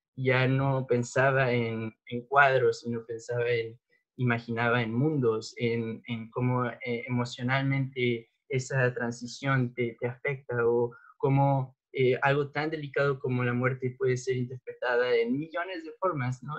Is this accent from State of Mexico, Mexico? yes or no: yes; State of Mexico, Mexico; pues yo nací en la Ciudad de México, em, pero crecí en el Estado de México